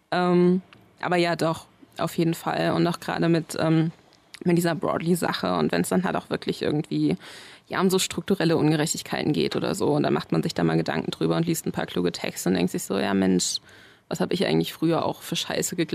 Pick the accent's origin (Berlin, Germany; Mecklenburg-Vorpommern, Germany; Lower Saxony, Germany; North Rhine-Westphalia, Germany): Berlin, Germany; also born or lived in Bayreuth; ich ja nicht aus Bayreuth komme, sondern wir da irgendwann hingezogen sind und ich so große Teile meiner Kindheit eben auch in Berlin verliebt habe, wusste jemand, dass ich zurück möchte.